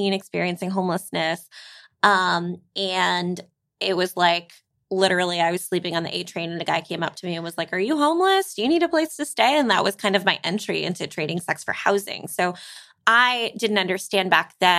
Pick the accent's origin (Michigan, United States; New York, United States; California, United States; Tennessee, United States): New York, United States; New York City; I grew up in New York City